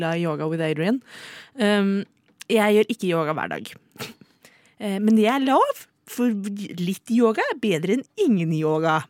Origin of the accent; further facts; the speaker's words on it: Oslo, Norway; jeg er født og oppvokst i Oslo